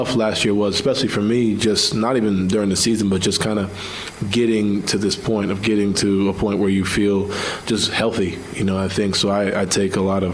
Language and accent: English; New York, United States; moved away; I'm from New York where everything's like, you know, quicker.